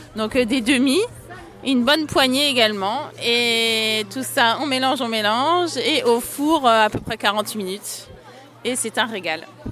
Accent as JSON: {"language": "French", "region": "Brittany", "country": "France", "said": "je suis bretonne"}